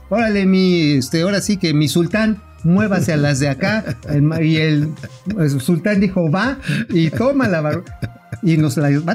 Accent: Tabasco, Mexico; saludos a mi patria chica

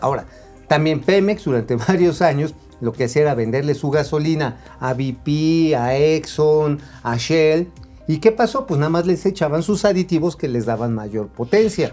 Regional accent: Tula, Hidalgo, Mexico; De Tula, y de donde soy oriundo también está ahí la, este, la termoeléctrica

